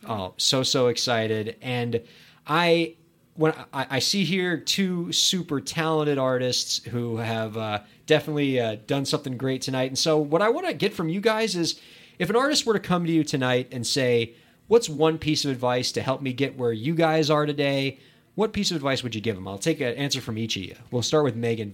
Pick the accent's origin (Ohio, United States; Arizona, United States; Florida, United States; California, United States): Florida, United States; Miami; Miami, my hometown